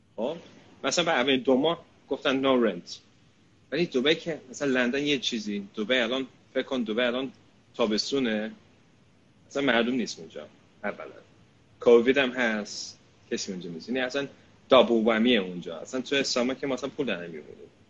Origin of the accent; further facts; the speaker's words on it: United Kingdom; من اینجا بزرگ شدم